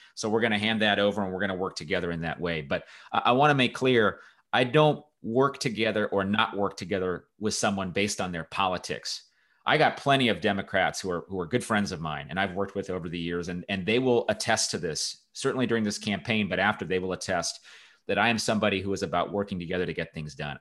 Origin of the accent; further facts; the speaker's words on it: Los Angeles, California, United States; I grew up in, in Southern California. I grew up near Los Angeles